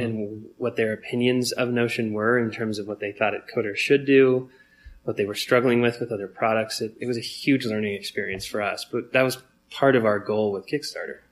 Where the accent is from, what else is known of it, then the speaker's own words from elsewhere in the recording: Longmont, Colorado, United States; we grew up in Longmont, Colorado